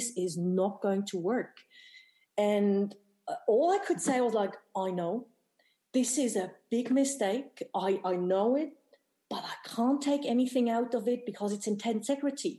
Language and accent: English; Bern, Switzerland; Bern, my hometown in Switzerland